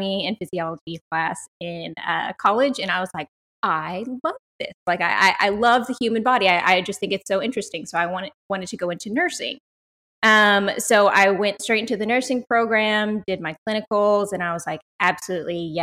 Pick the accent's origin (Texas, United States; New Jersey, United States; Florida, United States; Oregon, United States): Texas, United States; South; I am born and raised in South Texas.